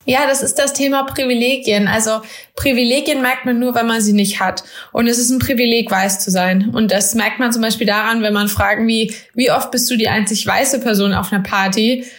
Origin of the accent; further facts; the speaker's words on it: Germany; bin in Deutschland geboren